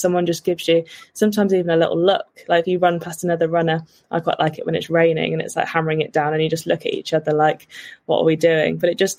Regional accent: Worcestershire, West Midlands, United Kingdom; now in London, United Kingdom; where my parents live, where I grew up in Worcestershire, compared to London.

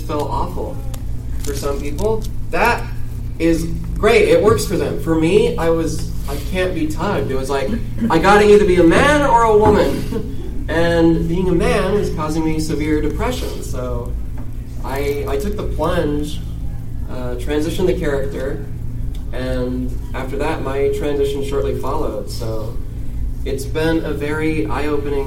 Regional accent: San Diego, California, United States; I'm from San Diego. It's pretty progressive.

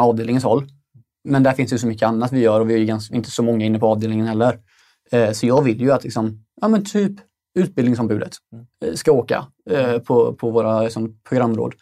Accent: Stenungsund, Västra Götaland, Sweden; fabrikerna i Stenungsund där jag kommer ifrån

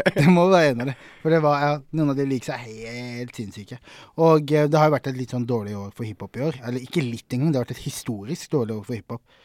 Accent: Sørlandet, Southern Norway, Norway; now in Oslo, Norway; Jeg er fra Sørlandet

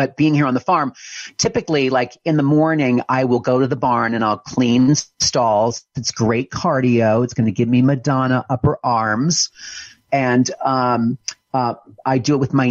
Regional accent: Pennsylvania, United States; moved away as an adult; also born or lived in New York City; I grew up in Pennsylvania on a horse farm.

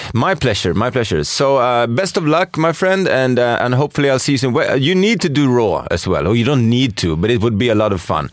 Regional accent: Sweden; I'm from Sweden

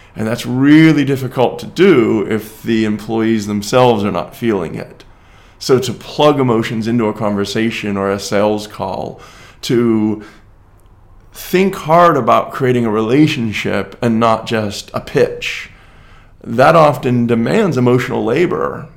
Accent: United States; even as an American.

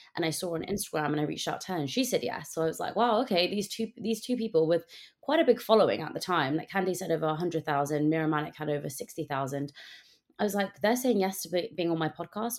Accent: United Kingdom; growing up as a British South Asian girl in the U K

